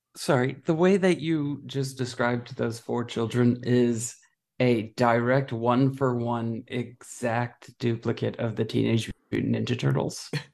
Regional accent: United States; I'm an American

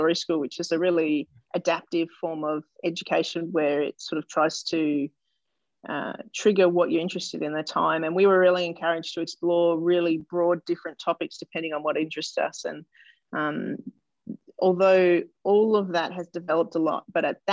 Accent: Melbourne, Victoria, Australia; I was born in Melbourne and I grew up in suburban Melbourne, northern suburbs

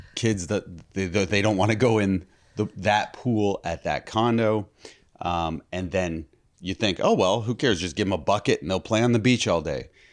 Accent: Toronto, Ontario, Canada; we're from Toronto

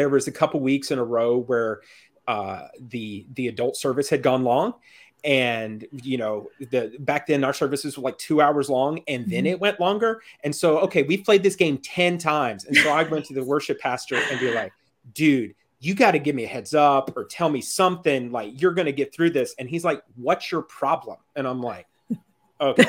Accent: Georgia, United States; also born or lived in Florida / Alabama; now in Macon, United States; I grew up in Georgia

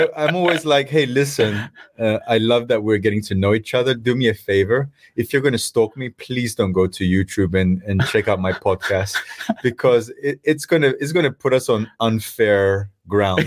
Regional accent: Cyprus; moved away; I come from Cyprus

